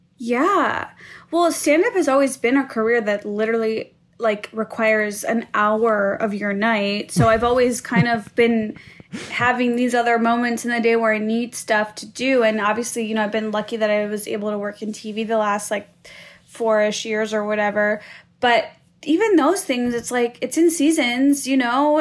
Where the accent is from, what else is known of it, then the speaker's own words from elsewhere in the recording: Skokie, Illinois, United States; I grew up in Skokie